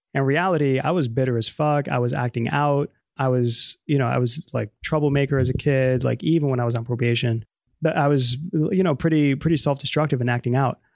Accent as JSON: {"language": "English", "town": "New York City", "region": "New York", "country": "United States", "tie": "born or raised there", "first_language": "Spanish", "second_language": "English", "said": "I was born in the Bronx"}